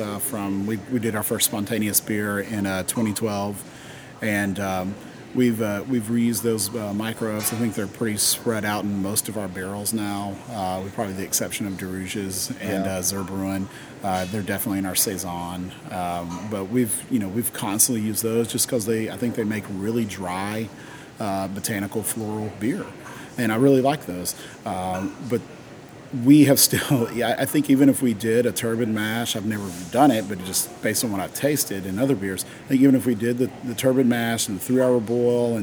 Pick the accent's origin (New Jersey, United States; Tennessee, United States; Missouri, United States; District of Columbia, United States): Tennessee, United States; East; I grew up in East Tennessee